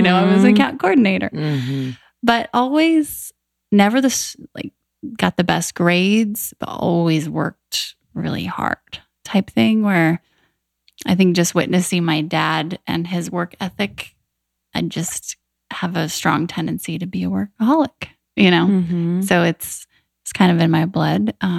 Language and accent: English; United States; moved away; also born or lived in Wyoming / Kansas / Arizona; I grew up in Wyoming, Kansas, small towns